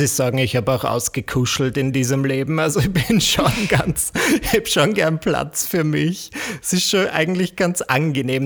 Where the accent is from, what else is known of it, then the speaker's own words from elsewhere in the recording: Austria; accent: Austrian; also born or lived in Vienna; Wie man vielleicht an, meinem, an meiner Art zu sprechen hören kann, bin ich Österreicher. Ich lebe in Wien